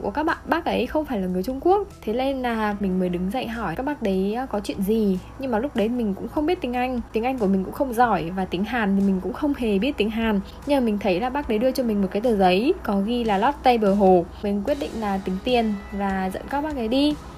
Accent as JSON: {"language": "Vietnamese", "country": "Vietnam"}